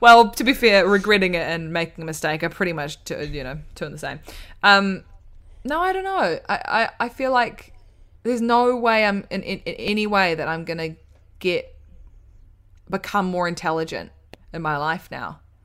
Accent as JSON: {"language": "English", "country": "New Zealand", "said": "we're from New Zealand"}